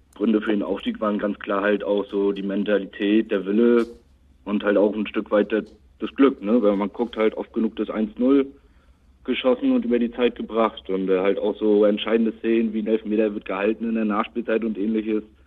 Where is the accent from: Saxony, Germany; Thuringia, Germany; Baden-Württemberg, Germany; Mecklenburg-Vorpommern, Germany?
Mecklenburg-Vorpommern, Germany; Rostock; 21 aus Rostock, auch gebürtiger Rostocker